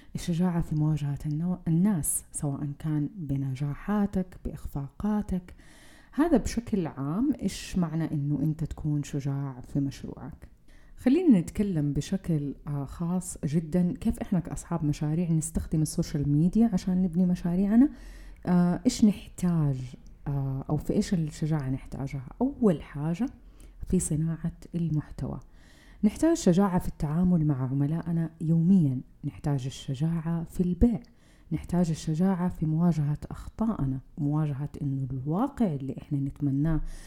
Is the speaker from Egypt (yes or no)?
no; Saudi Arabia; فينا كسعوديين